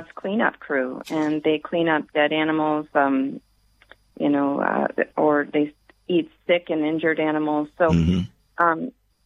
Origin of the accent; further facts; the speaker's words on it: the South, United States; I grew up in the South